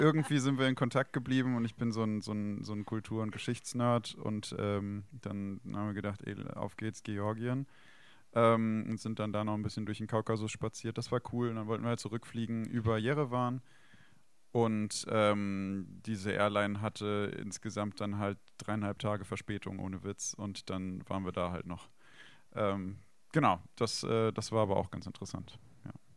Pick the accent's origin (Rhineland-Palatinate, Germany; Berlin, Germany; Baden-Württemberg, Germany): Rhineland-Palatinate, Germany; Weinstraße; moved away; ich bin äh, an der Weinstraße in Rheinland-Pfalz, also aufgewachsen und geboren.